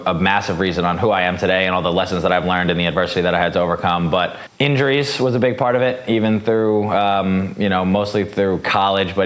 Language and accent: English; Long Island, New York, United States; also born or lived in New Hampshire; I was born and raised on Long Island, New York